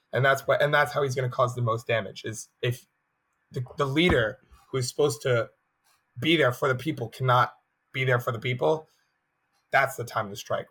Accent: United States; an American

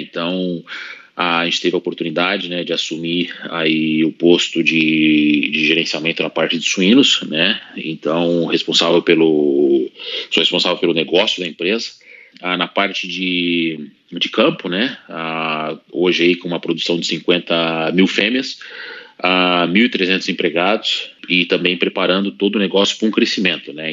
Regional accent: Brazil; moved away as an adult; also born or lived in Russia; quando eu saí do Brasil

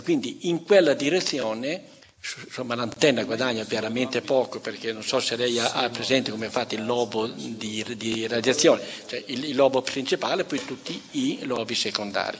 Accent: Emilia-Romagna, Italy; io, io sono romagnolo, conosco bene il, il romagnolo

